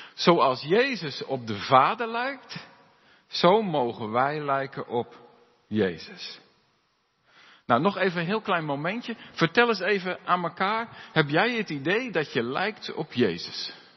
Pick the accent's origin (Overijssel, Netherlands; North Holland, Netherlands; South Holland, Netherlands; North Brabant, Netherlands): South Holland, Netherlands; Alblasserwaard; moved away; waar ik vandaan kom, eh, in de Alblassewaard